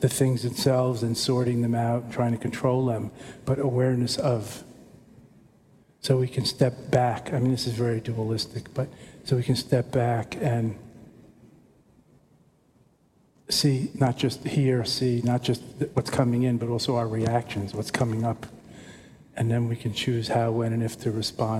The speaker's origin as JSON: {"language": "English", "region": "New York", "country": "United States", "moved": "yes", "said": "I'm a New Yorker and I don't live in New York"}